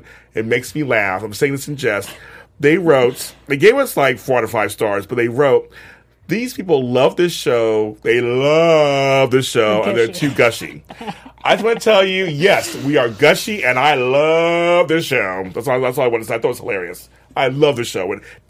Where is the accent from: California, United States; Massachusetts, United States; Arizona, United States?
California, United States; Los Angeles; I'm from LA.